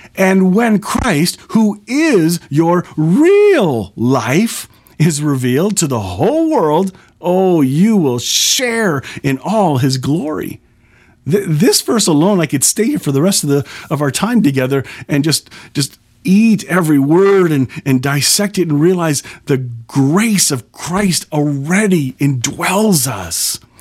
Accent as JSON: {"language": "English", "country": "Canada", "said": "I'm a Canadian"}